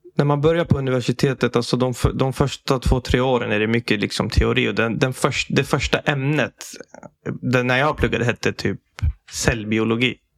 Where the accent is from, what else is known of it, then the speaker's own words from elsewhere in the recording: Sweden; Jag är född i Sverige